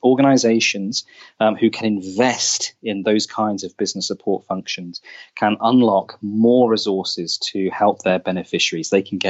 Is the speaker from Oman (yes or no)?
yes; Oman; also born or lived in Saudi Arabia; I grew up in the Middle East, in Oman, in Saudi Arabia, which I was hugely privileged to do.